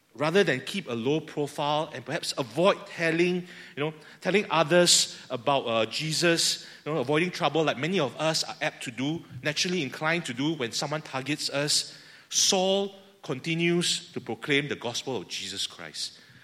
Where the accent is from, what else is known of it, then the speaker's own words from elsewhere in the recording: Singapore; I speak as fellow Singaporean here. Our culture in Singapore